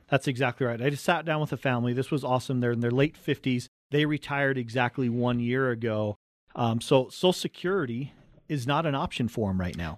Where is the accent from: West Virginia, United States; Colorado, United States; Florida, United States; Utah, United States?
Utah, United States; Cottonwood Heights; we're born right here in Utah, right on the Wasatch Front. We grew up in Cottonwood Heights